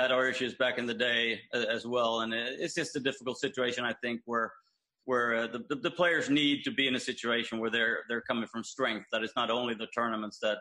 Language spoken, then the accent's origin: English; Malmö, Skåne, Sweden; born or raised there